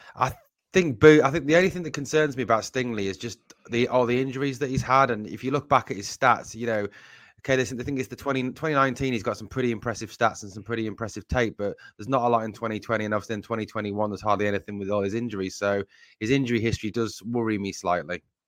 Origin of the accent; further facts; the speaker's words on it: Sunderland, North East England, United Kingdom; accent: Mackem; I come from the northeast of England originally, from Sunderland, and, um, you guys may know it as Geordie rather than Mackham